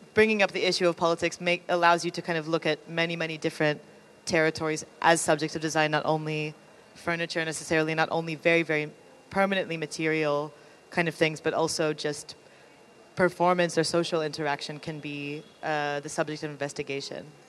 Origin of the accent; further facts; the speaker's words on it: United States; moved away; I'm from America